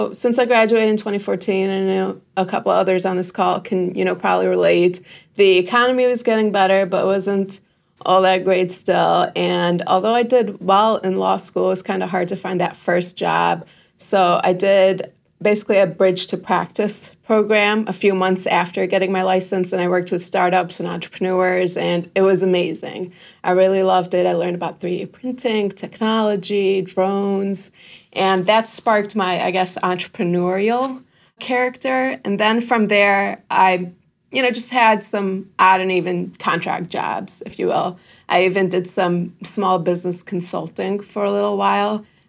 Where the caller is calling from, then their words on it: Livonia, Michigan, United States; I am calling in from Livonia, Michigan, which is around the Metro Detroit area.